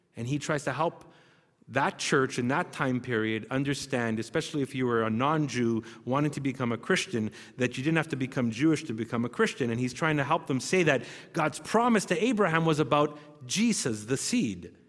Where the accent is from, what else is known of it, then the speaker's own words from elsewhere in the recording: Canada; we're Canadian